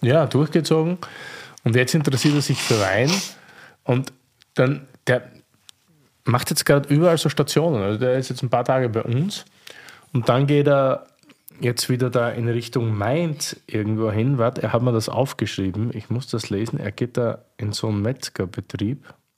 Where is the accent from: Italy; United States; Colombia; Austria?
Austria; near Eisenberg, South Burgenland; moved away; ich komme dort aus der Nähe her